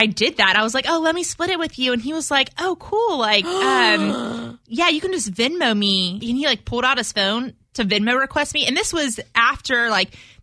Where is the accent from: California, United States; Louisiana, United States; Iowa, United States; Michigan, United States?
Louisiana, United States; South; I'm from South Louisiana.